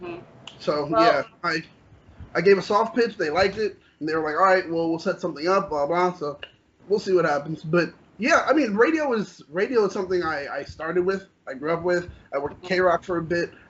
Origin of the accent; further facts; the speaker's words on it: New York, United States; when I was young, growing up in New York